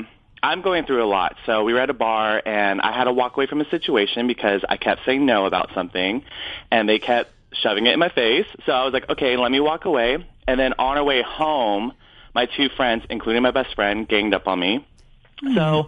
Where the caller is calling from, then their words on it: Torrance, California, United States; Hey, I'm calling from Torrance, California.